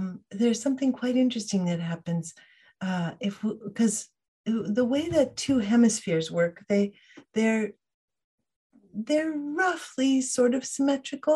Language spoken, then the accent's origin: English; Fairbanks, Alaska, United States; I grew up in Fairbanks, Alaska, in the middle of the state